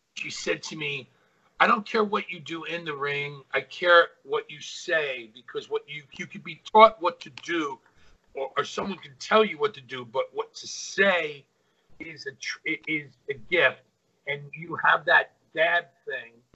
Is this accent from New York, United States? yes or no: no; Hawaii, United States; I'm from Hawaii.